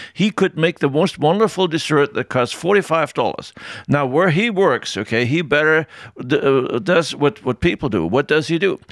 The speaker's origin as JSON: {"language": "English", "region": "Tyrol", "country": "Austria", "tie": "born or raised there", "said": "I grew up in Tyrol, and there we learned very early you better say what you think"}